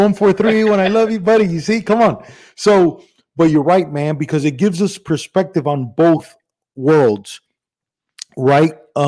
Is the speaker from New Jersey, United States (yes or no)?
no; Miami, Florida, United States; So I'm Cuban from Miami